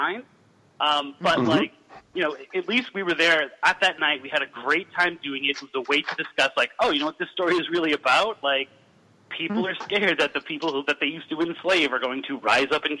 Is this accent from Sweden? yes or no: no; Massachusetts, United States; I am from Massachusetts